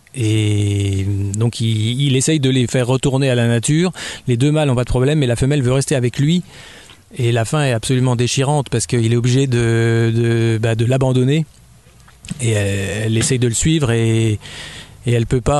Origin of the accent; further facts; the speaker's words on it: Dijon, Bourgogne-Franche-Comté, France; also born or lived in Abidjan, Côte d'Ivoire / Champagne; je suis né en Côte d'Ivoire déjà, euh, c'est pas tout près de la Bourgogne. Et après, j'ai grandi en Champagne, mais je suis arrivé à Dijon à peu près, j'avais 8 ans.